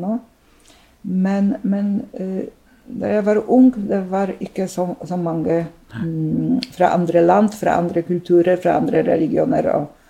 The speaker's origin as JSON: {"language": "Norwegian", "country": "Poland", "tie": "born or raised there", "also_born_or_lived": "Drammen, Norway", "second_language": "Norwegian", "moved": "as an adult", "lives_now": "Norway", "said": "jeg eh, er født og oppvokst i Polen og eh, kom til Norge som en voksen person ganske voksen dame, mm. over 30"}